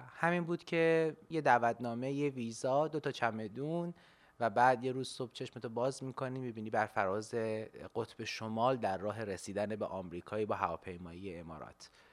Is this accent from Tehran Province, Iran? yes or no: yes; Tehran, Tehran Province, Iran; moved away as an adult; also born or lived in Kashan; now in United States; زندگیم توی شهر تهران گذشته بخش عمدهش یعنی همش در حقیقت تا زمانی که مهاجرت کردم و از ایران خارج شدم